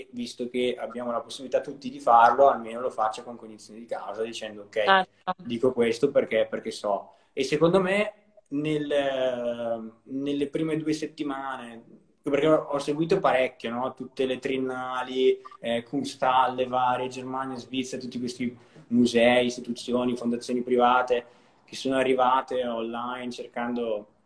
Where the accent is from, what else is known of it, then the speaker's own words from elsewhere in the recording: Brescia, Lombardy, Italy; io sono di Brescia, ho studiato a Milano e poi sono tornato